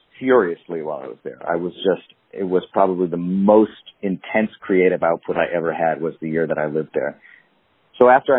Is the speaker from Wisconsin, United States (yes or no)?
yes; Madison, Wisconsin, United States; I grew up in Madison, I stayed there for college